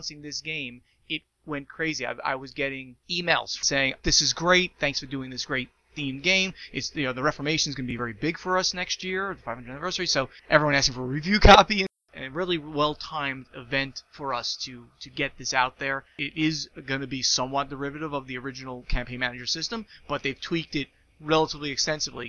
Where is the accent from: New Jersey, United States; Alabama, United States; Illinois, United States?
New Jersey, United States; I'm from New Jersey